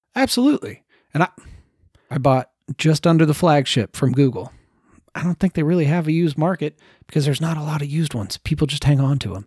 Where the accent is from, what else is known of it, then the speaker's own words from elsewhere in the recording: United States; I'm American